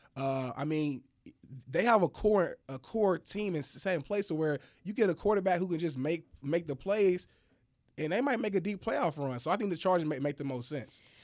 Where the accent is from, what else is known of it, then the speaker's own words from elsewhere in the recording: Indianapolis, Indiana, United States; I'm from Indianapolis